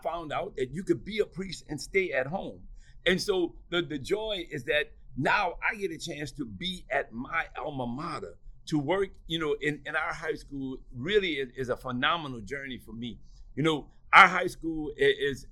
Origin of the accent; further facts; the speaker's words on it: New Orleans, Louisiana, United States; growing up in New Orleans, I really am a product of Catholic schools